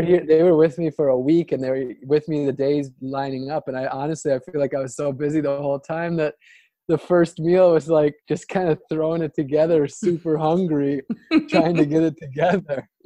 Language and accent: English; Ashland, Wisconsin, United States; now in Florida, United States; my hometown of ashland wisconsin